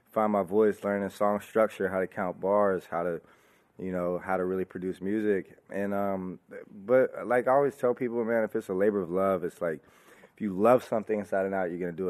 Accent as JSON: {"language": "English", "area": "the Bay Area", "region": "California", "country": "United States", "tie": "born or raised there", "said": "growing up in the Bay, and that was just, you know, the culture I'm surrounded"}